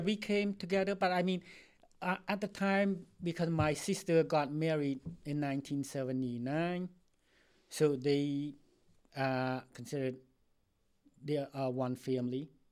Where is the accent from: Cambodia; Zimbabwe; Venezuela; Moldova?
Cambodia; English is a second language; also born or lived in Philippines; now in United States; I'm from Cambodia. I came to this country um, since 1981